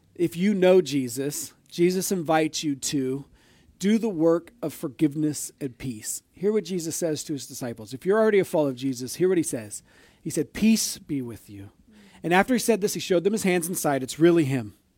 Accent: Orville, United States; I grew up here in Orville

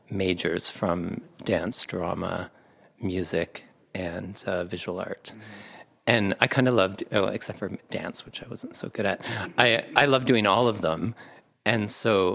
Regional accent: Kitchener-Waterloo, Ontario, Canada; moved away as an adult; also born or lived in Cambridge, Ontario / Montreal; I grew up in Cambridge and Kitchener-Waterloo

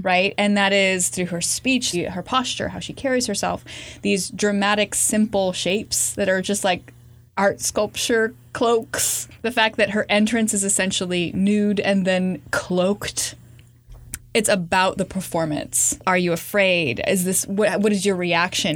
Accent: California, United States; growing up in California and frequenting thrift stores

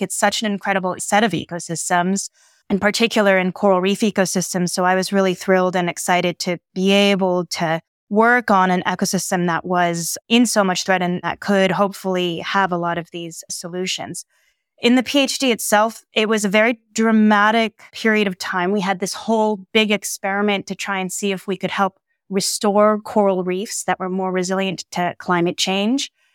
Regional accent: San Diego, California, United States; I grew up in San Diego

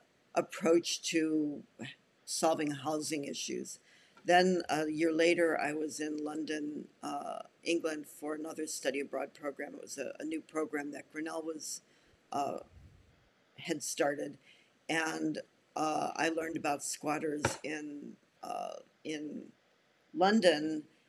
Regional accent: San Juan, Puerto Rico; moved away; also born or lived in Evanston, Illinois, United States; I was born in Evanston, Illinois. And when I was 12, my family moved to San Juan, Puerto Rico, where I spent junior high and high school years.

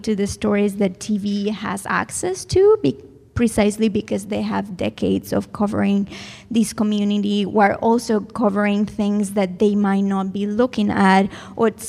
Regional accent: Madrid, Community of Madrid, Spain; moved away as an adult; I was born there

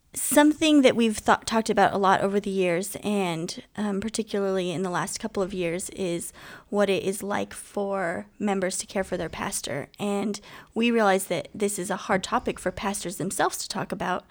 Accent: Southern California, United States; now in Portland, United States; … and I are both from Southern California. We met in high school.

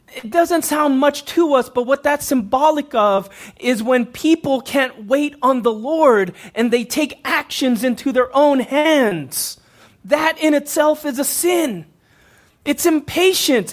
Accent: Houston, Texas, United States; I grew up in Houston, Texas, neighboring cities.

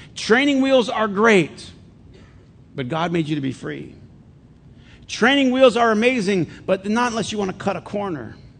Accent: Flint, Michigan, United States; when I was a kid growing up in Flint

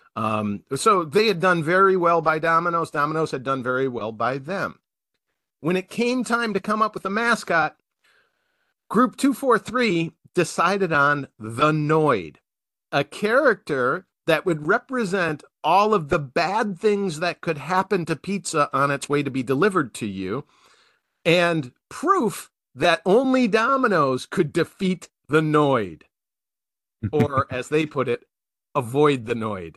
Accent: Wisconsin, United States; I'm from Wisconsin

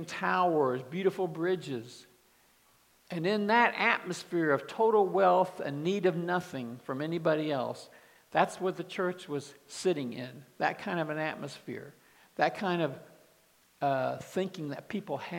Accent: Kansas City, United States; moved away; also born or lived in Dallas, Texas; I grew up in Kansas City

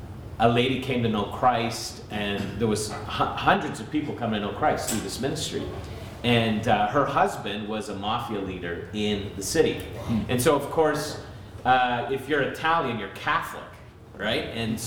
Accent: Montreal, Quebec, Canada; also born or lived in Vancouver / Greater Toronto Area; And so I was born in Montreal, so I've lived in three different cities in our nation, Montreal, Vancouver, and the GTA.

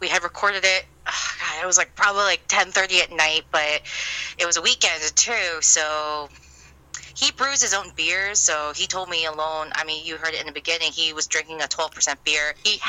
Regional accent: New Jersey, United States; I can't deny that I'm not from that part of Jersey because I'm from Central East Coast by the Jersey Shore.

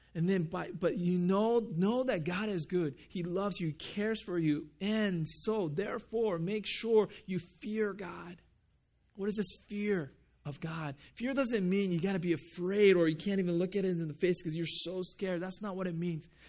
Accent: Japan; moved away; when I grew up in Japan

